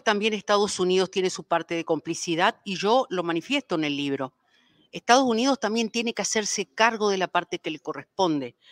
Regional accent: Paraguay; now in Mexico; ingresaron a mi país

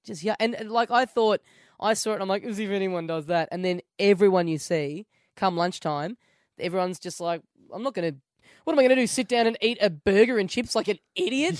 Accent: Australia; I'm from Australia.

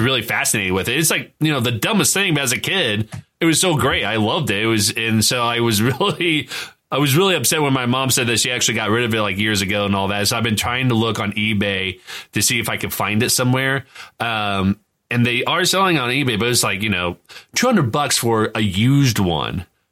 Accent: Indiana, United States; we're all from Indiana

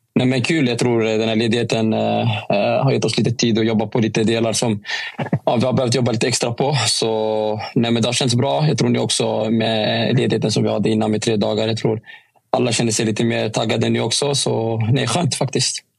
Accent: Stockholm, Stockholm County, Sweden; moved away; Jag var hemma i Stockholm

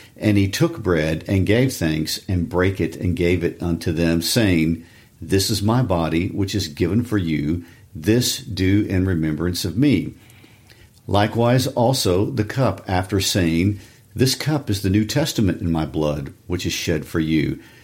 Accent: Kansas City, United States; my Kansas City Chiefs, my hometown team

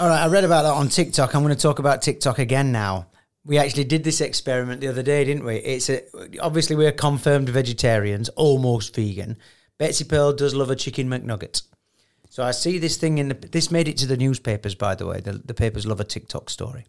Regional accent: United Kingdom; I'm too British

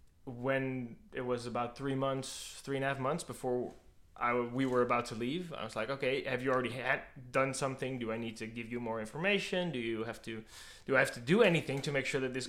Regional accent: Netherlands; moved away as an adult; now in Austria; I'm from the Netherlands and I moved here in 2021

